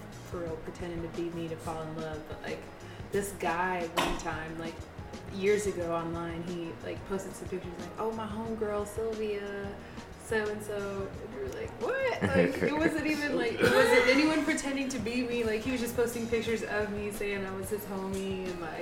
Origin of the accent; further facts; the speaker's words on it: Atlanta, Georgia, United States; I'm from Atlanta